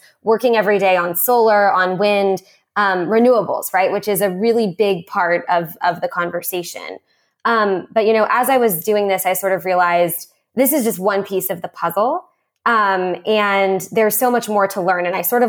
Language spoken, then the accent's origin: English; California, United States; being a Californian, it's like a typical California dream.